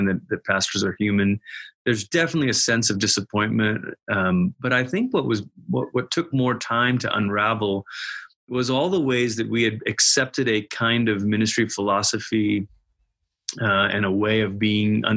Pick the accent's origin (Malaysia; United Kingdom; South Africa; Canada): Malaysia; moved away as an adult; also born or lived in Portland, Oregon, United States / Tulsa, Oklahoma, United States; now in Colorado Springs, United States; I'm originally from Malaysia. When I was 10 years old, my family moved from Malaysia to Portland, Oregon.